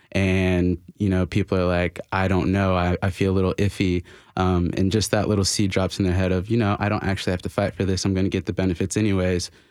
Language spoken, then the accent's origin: English; Florida, United States; also born or lived in China; now in Nashville, United States; I'm from Florida